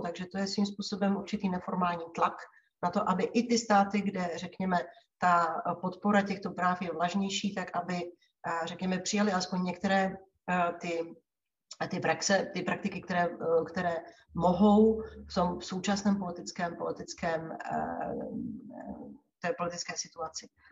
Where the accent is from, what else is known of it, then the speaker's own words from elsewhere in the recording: Czechia; jsem Češka, přestože pracuji pro Evropskou komisi